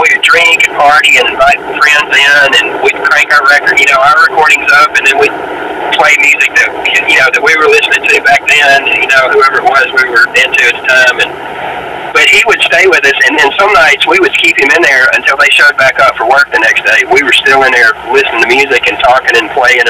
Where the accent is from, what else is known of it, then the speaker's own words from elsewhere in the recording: Memphis, Tennessee, United States; growing up in Memphis